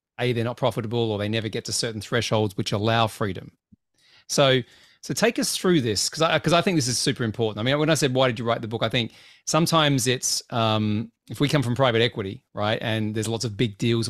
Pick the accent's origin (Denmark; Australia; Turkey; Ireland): Australia; Adam, I'm from Australia, mate.